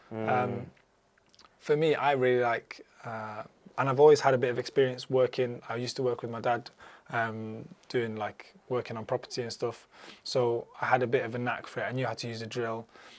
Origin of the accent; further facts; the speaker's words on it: Libya; born there; I had a unique opportunity because I'm of Arab descent. I was born in Libya. My dad's from Libya.